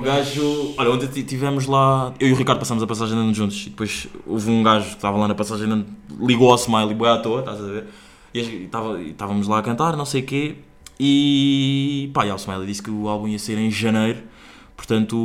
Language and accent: Portuguese; Angola; now in Portugal; o meu país onde eu nasci, país onde, estão, onde está neste momento o meu pai